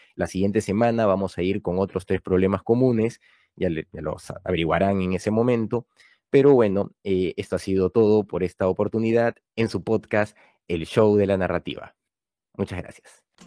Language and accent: Spanish; Peru; autor peruano con algunos libros publicados